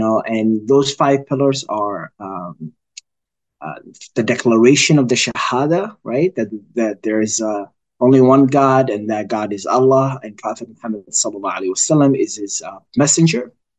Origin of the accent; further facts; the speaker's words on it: Minnesota, United States; I am a resident here in Minneapolis. I grew up in the Twin Cities area. I've lived here most of my life, actually. I came here when I was about 12.